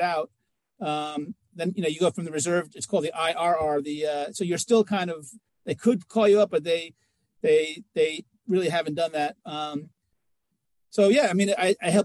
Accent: New York City, New York, United States; I was born in New York City. They attacked my city.

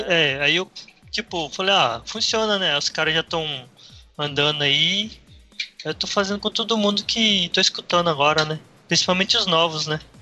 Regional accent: Paraná, Brazil; eu também sou do Paraná

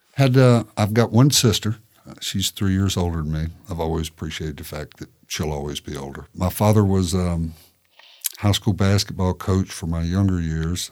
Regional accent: Shelbyville, Tennessee, United States; moved away as an adult; also born or lived in Kentucky; now in Tallahassee, United States; I grew up in Shelbyville, obviously, and that is the um, world headquarters of the Tennessee walking horse

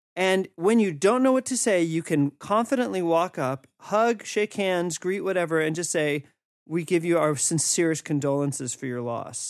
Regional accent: United States; moved away as an adult

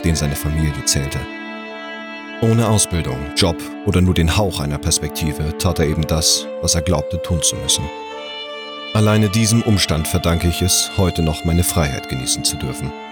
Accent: Hamburg, Germany; born or raised there; now in Bühl, Germany

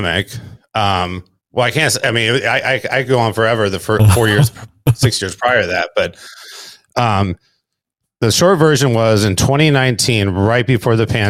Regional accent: South Bay, California, United States; also born or lived in Austin, Texas / Lawndale, California; I've lived in like South Bay, which is like Hermosa Beach, Redondo Beach area all my life

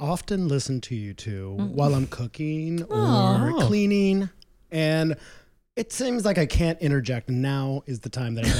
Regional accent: Washington, United States; where are you from? I was like, well, Washington State?

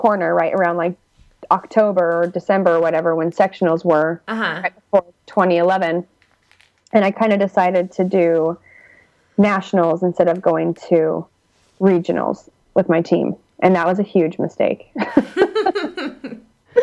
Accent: Utah, United States; moved away as an adult; now in Santa Cruz, United States; we're all from Utah

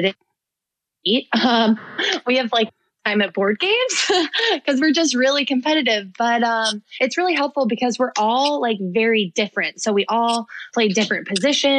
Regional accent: Philadelphia, Pennsylvania, United States; moved away; also born or lived in Southern California; I'm from Philly because I was only five when we moved

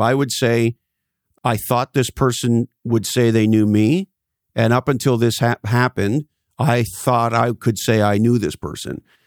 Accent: East Coast, United States; I grew up on the East Coast

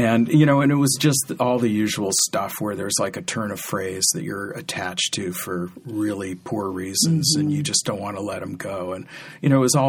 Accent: San Rafael, California, United States; I wasn't born here, but I grew up in San Rafael

